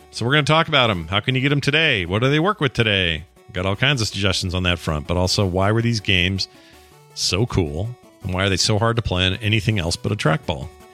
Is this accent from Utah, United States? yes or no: yes; Utah, United States; I'm from Utah